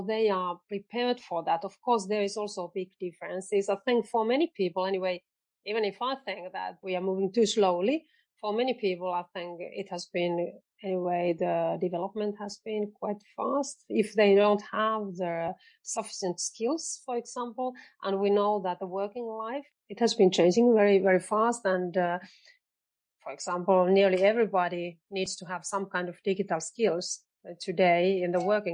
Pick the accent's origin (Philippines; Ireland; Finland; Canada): Finland; I'm coming from Finland